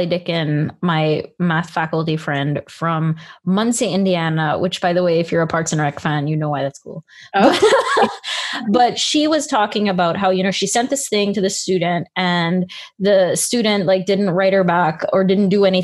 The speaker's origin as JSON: {"language": "English", "country": "Belize", "tie": "born or raised there", "said": "when I was small, you know, I grew up in Belize"}